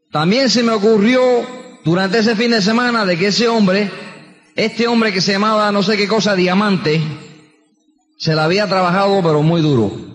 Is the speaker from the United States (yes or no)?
yes; New York, United States; also born or lived in Queens, New York; Y nací en Queens, New York, es donde yo nací. Y me crié en el Bronx. Yo soy neoyorquino